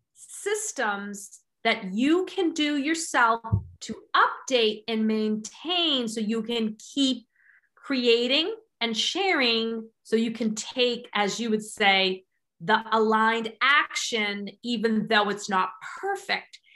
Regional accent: England, United Kingdom; I'm English

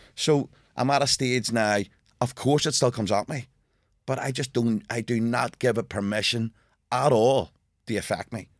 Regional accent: Belfast, Northern Ireland, United Kingdom; growing up in Belfast

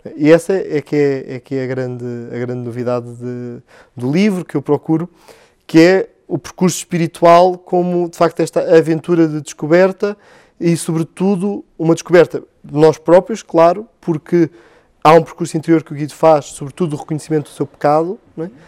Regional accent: Belas, Lisbon, Portugal; paróquia de Belas, eh, de onde sou natural

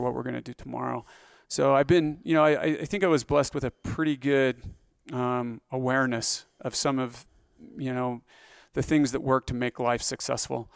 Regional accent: Grace, Idaho, United States; also born or lived in Pocatello, Idaho; born in Pocatello, Idaho

